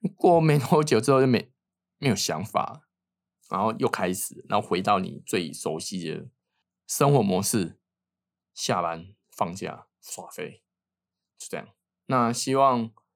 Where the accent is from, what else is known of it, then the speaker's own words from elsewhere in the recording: Taiwan; moved away; 我是台湾人